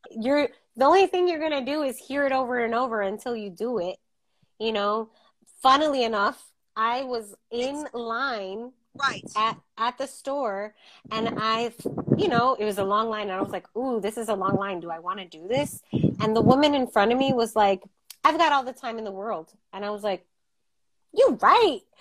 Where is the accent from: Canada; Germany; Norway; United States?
United States; we're American